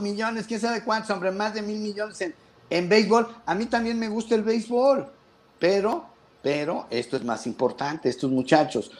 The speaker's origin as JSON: {"language": "Spanish", "country": "Mexico"}